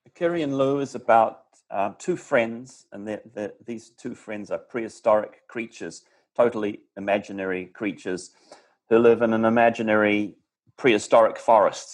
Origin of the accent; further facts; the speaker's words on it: New Zealand; now in Los Angeles, United States; being away from my home country, how much I appreciate it and and how uh, you know how I miss the New Zealand forest